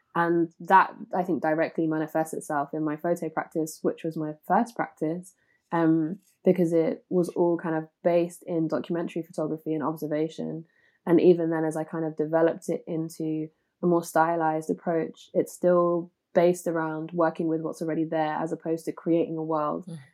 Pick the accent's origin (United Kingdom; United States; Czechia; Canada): United Kingdom; London; Growing up in Walthamstow anyway was super multicultural